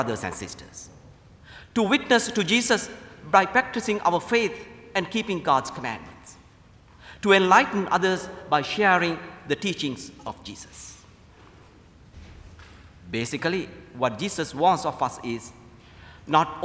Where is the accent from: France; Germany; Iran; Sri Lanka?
Sri Lanka; moved away as an adult; also born or lived in Indiana, United States / Lexington, Kentucky, United States; now in United States; I'm originally from Sri Lanka. I came to the United States to attend St. Mildred Seminary in Indiana